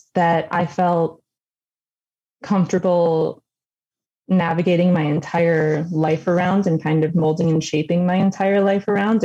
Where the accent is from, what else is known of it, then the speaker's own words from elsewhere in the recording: Detroit, Michigan, United States; also born or lived in Macomb, Michigan; I grew up in Detroit with my mom